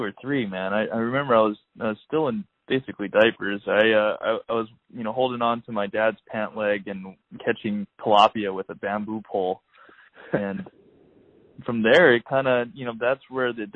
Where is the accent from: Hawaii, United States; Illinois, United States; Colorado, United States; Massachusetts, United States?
Hawaii, United States; also born or lived in Oahu / Sacramento Delta, California; now in California, United States; growing up in Hawaii